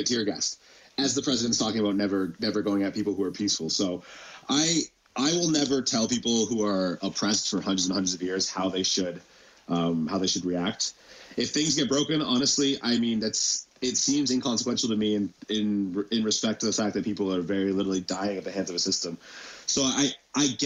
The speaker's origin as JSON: {"language": "English", "town": "London", "region": "Ontario", "country": "Canada", "tie": "born or raised there", "said": "as a kid in London, most of them are just predominantly white, just because that's just the demographics of London"}